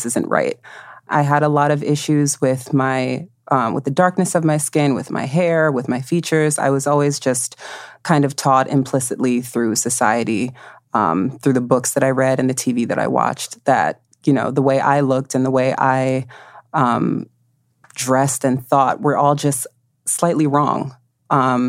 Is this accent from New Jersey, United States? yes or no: yes; New Jersey, United States; I grew up in New Jersey